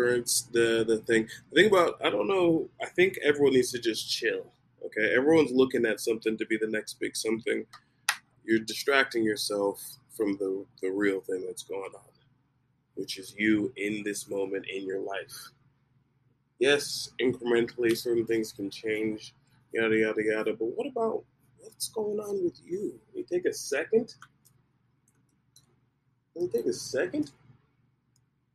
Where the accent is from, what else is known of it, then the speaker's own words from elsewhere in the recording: Nigeria; I am Nigerian